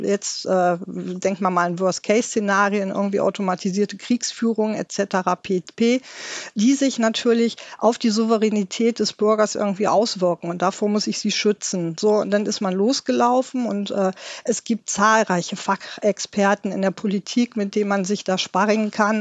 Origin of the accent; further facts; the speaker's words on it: Germany; bei uns in Deutschland